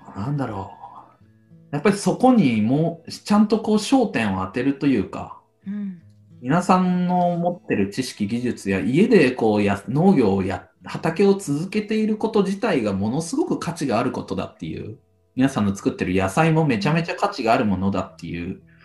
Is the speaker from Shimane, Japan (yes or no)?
yes; Okuizumo, Shimane, Japan; moved away; 奥出雲のその三沢の僕の生まれ育った小学校区